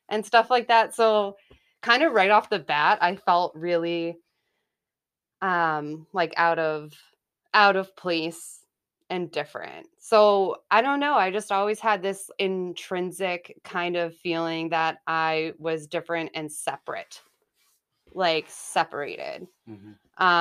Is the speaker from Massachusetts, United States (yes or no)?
yes; Haverhill, Massachusetts, United States; also born or lived in Salem, Massachusetts; So I was born in Salem, Massachusetts, and um, grew up in Haverhill, Mass. And I am the middle child.